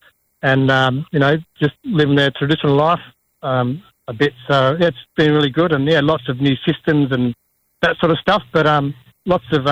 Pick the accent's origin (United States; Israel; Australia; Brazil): Australia; Perth, Western Australia; moved away as an adult; also born or lived in Kalgoorlie / Kimberley; now in Broome, Australia; I'm from Perth. I'm the youngest of 7 kids, so I always got the last of the food and stuff. So, from a big family and been living down there most of my life